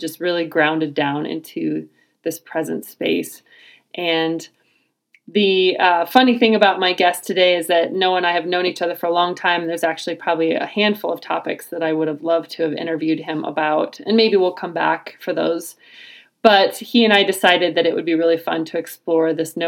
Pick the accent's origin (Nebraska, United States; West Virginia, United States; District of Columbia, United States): Nebraska, United States; my home state of Nebraska